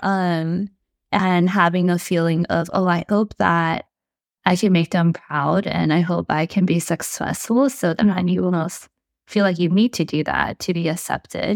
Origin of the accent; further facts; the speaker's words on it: United States; we're the first generation to be born and raised in America